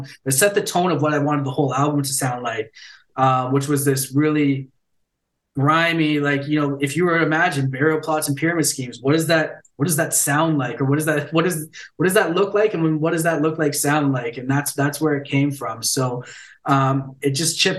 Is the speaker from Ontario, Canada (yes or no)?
yes; Ontario, Canada; moved away as an adult; also born or lived in Vancouver; I was born and raised in Ontario, moved out west, and then I'm back in Ontario